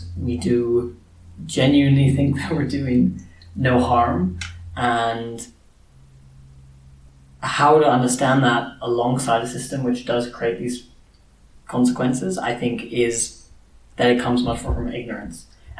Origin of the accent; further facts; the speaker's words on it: Kenya; As a Kenyan